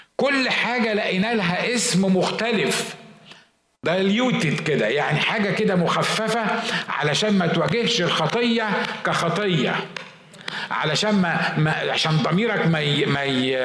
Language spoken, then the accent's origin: Arabic; Egypt; عندنا في مصر في الشرق الاوسط